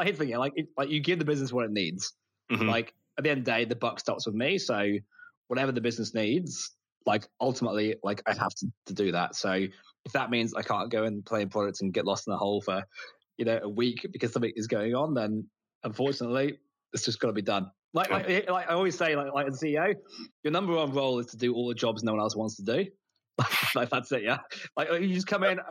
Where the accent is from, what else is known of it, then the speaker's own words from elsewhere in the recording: United Kingdom; moved away as an adult; also born or lived in United States; now in Australia; I'm British. I'm moved to Australia